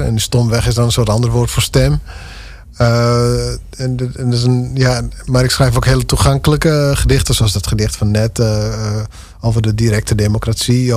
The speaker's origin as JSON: {"language": "Dutch", "area": "Dantumadeel", "region": "Friesland", "country": "Netherlands", "tie": "born or raised there", "said": "de gemeente Dantumedeel, waar ik echt vandaan kom"}